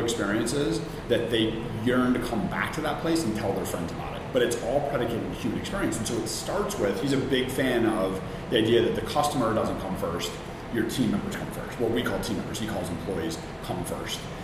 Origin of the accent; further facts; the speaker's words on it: Chicago, Illinois, United States; moved away as an adult; also born or lived in New York / Atlanta; now in Philadelphia, United States; I grew up in the South Side of Chicago